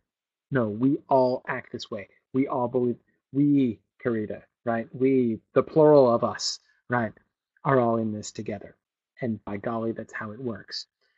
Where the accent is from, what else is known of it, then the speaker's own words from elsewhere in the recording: New England, United States; at least I consider myself from New England. I've lived here. I moved here when I was 10, and now I'm back again.